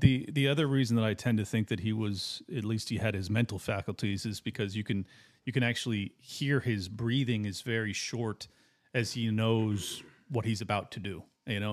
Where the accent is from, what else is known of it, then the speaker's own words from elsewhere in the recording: San Diego, California, United States; I grew up in San Diego, right next to Camp Pendleton